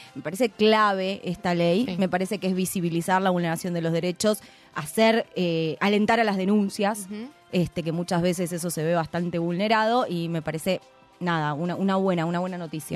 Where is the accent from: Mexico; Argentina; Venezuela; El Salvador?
Argentina